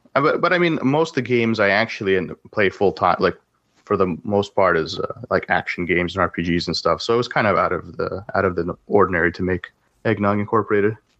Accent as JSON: {"language": "English", "country": "Canada", "tie": "born or raised there", "also_born_or_lived": "Russia", "said": "I was born in Russia, but I grew up in Canada."}